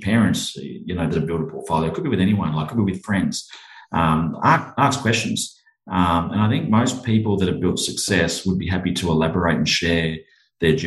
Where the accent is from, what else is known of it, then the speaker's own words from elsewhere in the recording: Central Coast, New South Wales, Australia; moved away as an adult; also born or lived in Bundaberg, Queensland / Brisbane, Queensland; now in Sunshine Coast, Australia; we grew up on the Central Coast, just north of Sydney, in New South Wales there